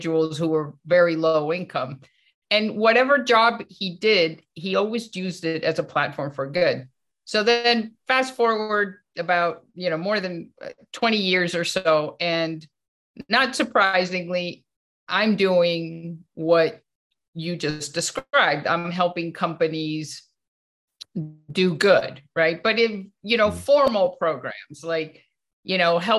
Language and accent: English; Venezuela; I was born in Venezuela, and my dad was a workaholic